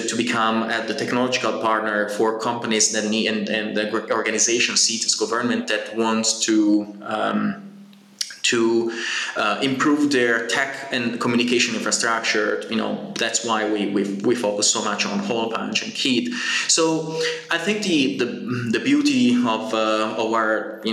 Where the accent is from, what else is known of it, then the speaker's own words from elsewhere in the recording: Genoa, Liguria, Italy; I come from Genoa